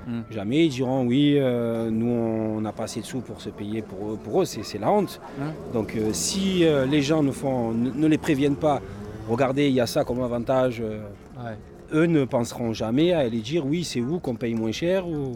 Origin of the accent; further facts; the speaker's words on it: Marseille, Provence-Alpes-Côte d'Azur, France; moved away as an adult; also born or lived in Briançon; je suis parti 10 ans de Marseille. Je suis revenu